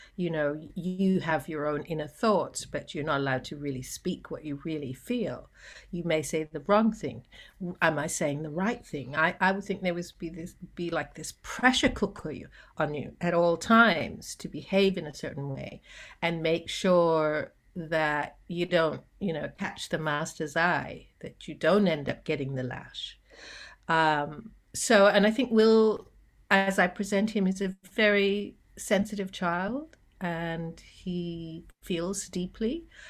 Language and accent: English; Canada; moved away as an adult; also born or lived in Jamaica; now in Sydney, Australia; I was born in Jamaica, grew up in Canada, and then I migrated here